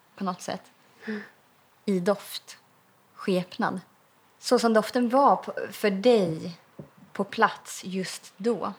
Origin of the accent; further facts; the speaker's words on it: eastern Värmland, Sweden; jag kommer ju från östra Värmland. Det är ju granskog